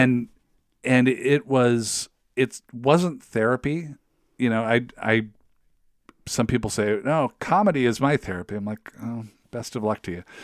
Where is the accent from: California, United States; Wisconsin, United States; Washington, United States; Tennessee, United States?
Washington, United States; Federal Way; moved away as an adult; now in Saint Paul, United States; I'm from Federal Way